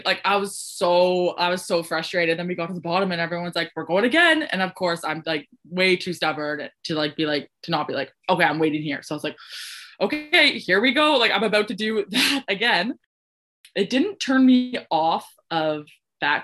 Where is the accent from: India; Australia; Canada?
Canada; Ontario; moved away; I'm from Ontario